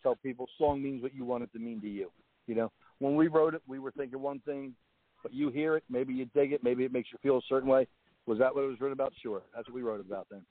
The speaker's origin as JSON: {"language": "English", "region": "New Jersey", "country": "United States"}